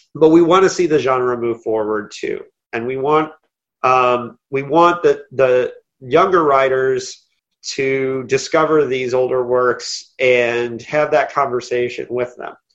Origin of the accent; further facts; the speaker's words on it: Indiana, United States; I'm from Indiana